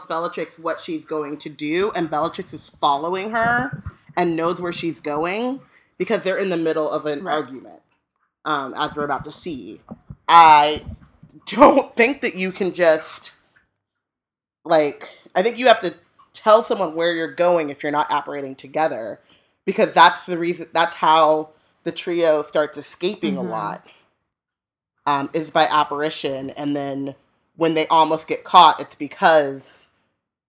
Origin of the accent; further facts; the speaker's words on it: Orange County, California, United States; growing up in Orange County